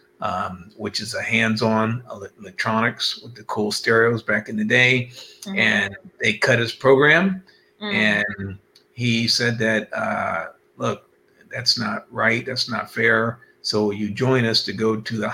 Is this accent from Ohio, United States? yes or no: yes; Cincinnati, Ohio, United States; now in California, United States; I'm originally from Cincinnati, Ohio. And I claim that, although I've been out in California for over 20 years, Cincinnati, Ohio, Buckeyes